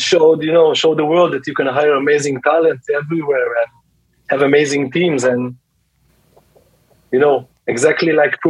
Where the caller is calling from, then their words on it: Tel Aviv District, Israel; So I'm nearby Tel Aviv in Israel.